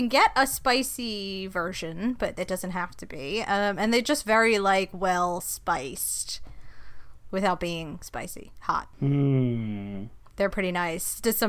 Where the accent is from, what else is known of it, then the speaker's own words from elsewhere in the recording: United States; moved away; I'm American, so I grew up with Hershey's chocolate.